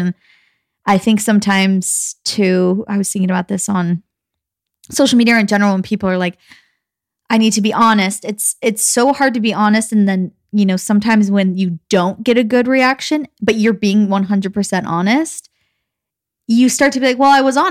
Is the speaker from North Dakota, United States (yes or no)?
no; Gilbert, Arizona, United States; I mean, we grew up again in Gilbert, Arizona, which is highly populated with Mormons, but not as much as Utah.